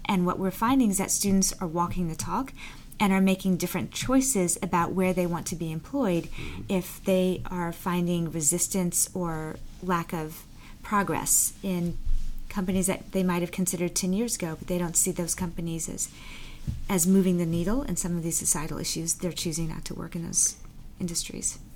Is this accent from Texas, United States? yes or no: yes; Texas, United States; also born or lived in Bermuda; I ended up being raised by my mother, black woman, and my stepfather, Jewish white man, in the South in in Texas.